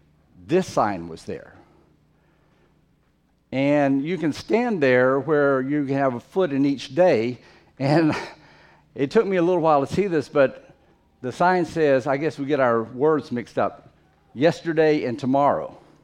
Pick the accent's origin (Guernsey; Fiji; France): Fiji; Most of you, or many of you, know that I grew up in the Fiji Islands several years of my life, and as an adult lived there a long time.